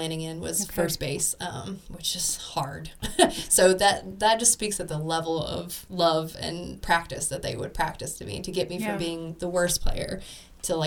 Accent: Tennessee, United States; I grew up in Tennessee, so I knew who Jesus was

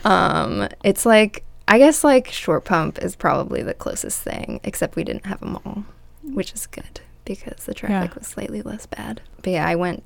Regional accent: Atlanta, Georgia, United States; I grew up near Atlanta, like half an hour, 45 minutes outside the city in the suburbs

